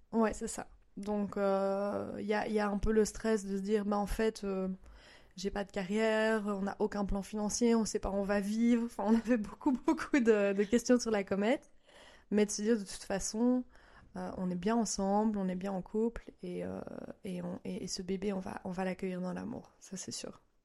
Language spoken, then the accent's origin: French; Belgium; moved away as an adult; now in Japan; Je viens de Belgique et j'ai vécu aussi un an au Japon avec mon mari japonais.